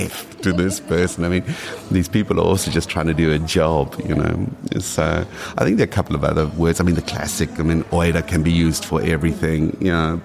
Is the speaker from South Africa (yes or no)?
yes; South Africa; first language English; moved away as an adult; also born or lived in Düsseldorf, Germany; now in Vienna, Austria; I spoke Afrikaans coming from South Africa, I mean, I studied in Afrikaans, although my mother tongue is English.